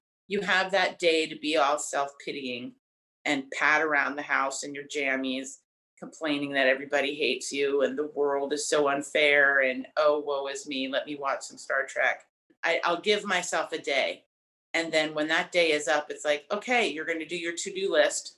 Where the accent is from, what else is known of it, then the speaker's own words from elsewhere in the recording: Delaware, United States; moved away as an adult; now in New York City, United States; I was born in Delaware in a trailer park right outside the Dover Air Force Base.